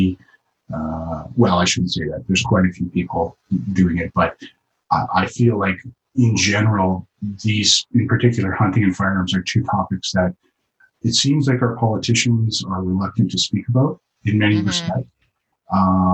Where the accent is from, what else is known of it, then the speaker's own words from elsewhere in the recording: Yukon, Canada; I was born and raised in the Yukon, spent the majority of my life up here